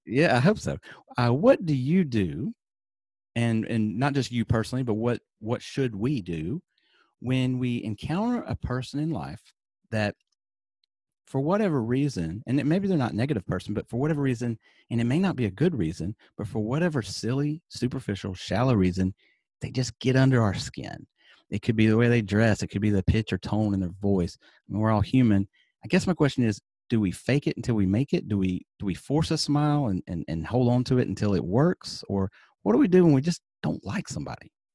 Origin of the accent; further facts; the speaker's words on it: Alabama, United States; moved away; I'm from Alabama originally